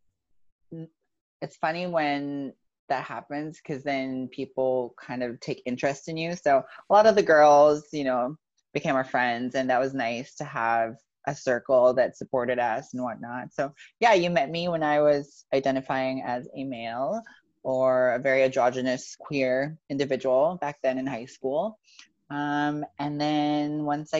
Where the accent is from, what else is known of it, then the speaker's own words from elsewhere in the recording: Philippines; So growing up, I grew up in the Philippines